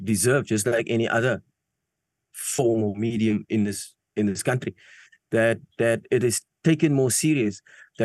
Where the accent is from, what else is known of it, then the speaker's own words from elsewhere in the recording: South Africa; first language Afrikaans; English is a second language; I'm from South Africa.